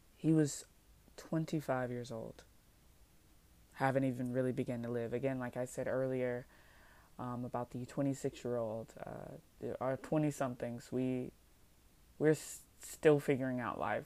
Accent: United States; I'm an American citizen by paper, by birthright, but I don't feel American

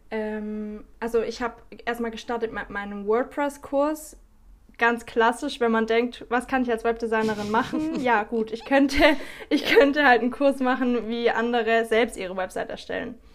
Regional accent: Baden-Württemberg, Germany; now in South America; normalerweise komme ich aus dem Süden von Deutschland, in der Nähe von Stuttgart.

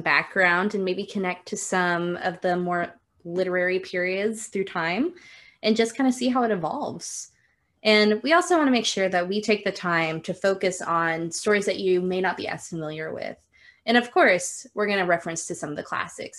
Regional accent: Texas, United States; we're both from Texas

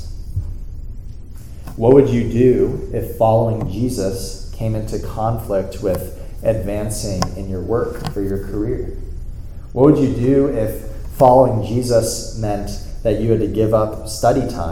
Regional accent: South Florida, United States; moved away; I was in South Florida, my hometown, this past weekend

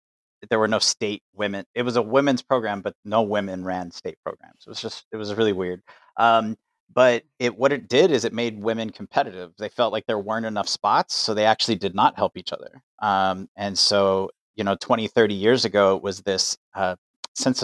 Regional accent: El Paso, Texas, United States; I would say I'm from El Paso, Texas.

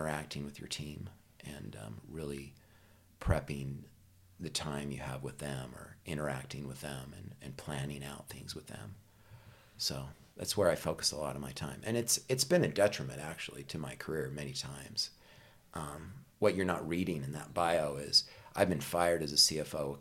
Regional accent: Vernal, Utah, United States; I grew up in Vernal, Utah, and wonderful little small town

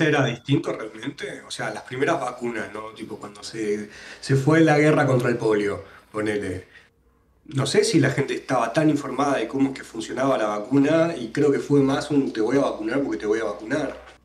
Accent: Buenos Aires, Argentina; yo soy porteño pura cepa

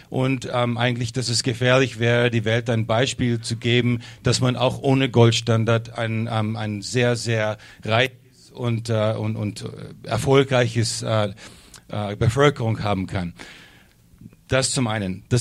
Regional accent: United States; German is a second language; now in Germany; Ich komme aus Amerika und ich habe immer geglaubt, dass die Deutschen diese Leute sind und merke, es ist eigentlich ganz anders hier drüben.

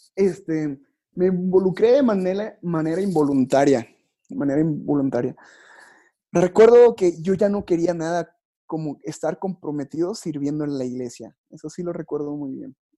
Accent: Yucatán, Mexico; accent: Yucatecan; Yo soy yucateco

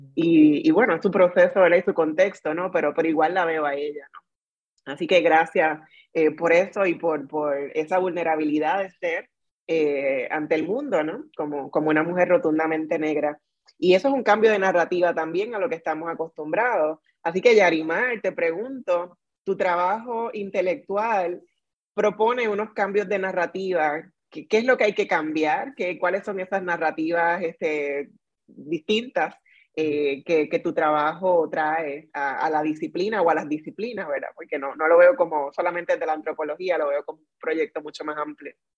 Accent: Puerto Rico; como decimos en Puerto Rico

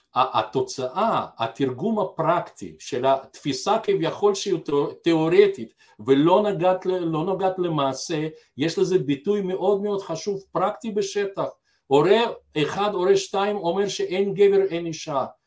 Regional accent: Belarus; now in Israel; אני גדלתי אומנם בבלארוסיה

